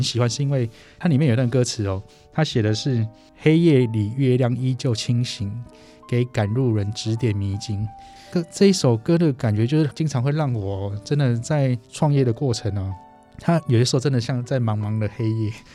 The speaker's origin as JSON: {"language": "Chinese", "country": "Taiwan", "said": "我们台湾人"}